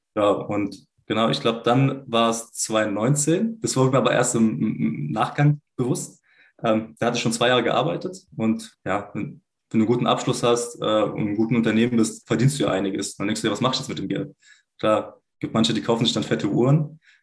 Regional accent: Swabia, Germany; gebürtig äh, bin ich äh, Schwabe

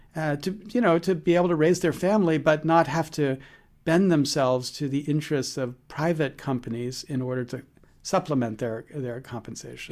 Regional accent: United States; I'm as good as an American can be

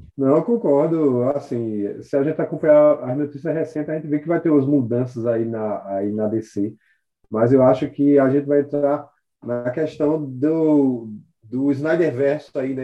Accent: Caruaru, Pernambuco, Brazil; aqui na cidade, eu sou de Caruaru

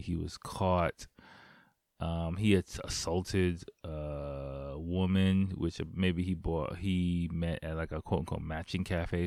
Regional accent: United States; moved away as an adult; now in Japan; I'm black. I'm from America.

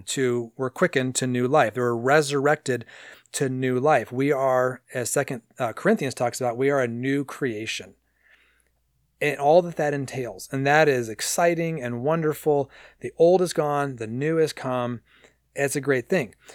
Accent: San Diego, California, United States; When I was a kid growing up in San Diego

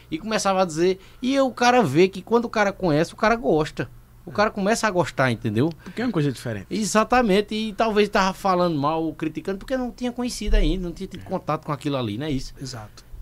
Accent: Sumé, Paraíba, Brazil; porque eu vinha de uma cultura, vinha lá do Sumé e tal, e eu ia pros ambientes, a gente ia beber e tal nos cantos, e os caras tirando verso

